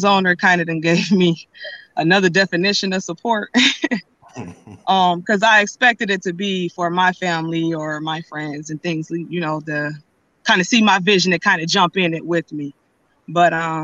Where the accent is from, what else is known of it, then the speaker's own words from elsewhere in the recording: Akron, Ohio, United States; now in Tampa, United States; I'm from Akron, Ohio. So yeah, so being down here in Tampa, Florida.